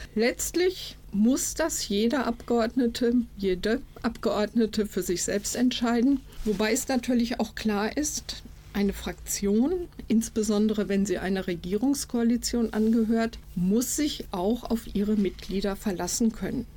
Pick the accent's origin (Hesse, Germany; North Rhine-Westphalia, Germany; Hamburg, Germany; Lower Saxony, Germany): North Rhine-Westphalia, Germany; Iserlohn; Kommunalpolitik hier in Iserlohn, in meiner Heimatstadt